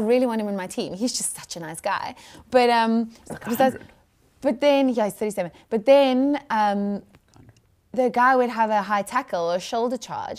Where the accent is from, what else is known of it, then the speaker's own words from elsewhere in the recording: George, Western Cape, South Africa; I'm from George.